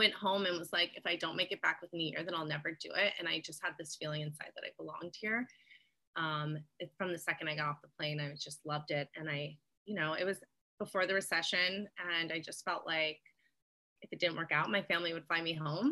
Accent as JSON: {"language": "English", "town": "Tampa", "region": "Florida", "country": "United States", "tie": "born or raised there", "moved": "as an adult", "lives_now": "Hawaii, United States", "said": "I'm from Tampa, Florida"}